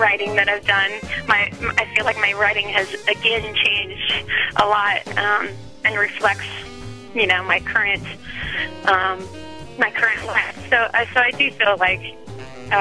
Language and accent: English; Midwest, United States; moved away as an adult; also born or lived in Los Angeles; I'm actually from the Midwest, but I went to a school out in L.A. called CalArts